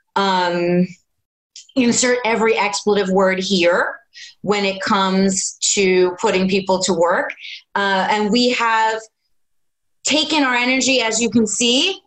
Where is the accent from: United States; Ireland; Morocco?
United States; New Jersey; moved away as an adult; also born or lived in New York City; I was born and raised in New Jersey